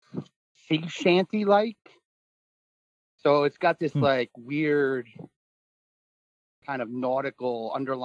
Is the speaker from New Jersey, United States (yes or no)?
yes; New Jersey, United States; I grew up in New Jersey on the ocean and on the beach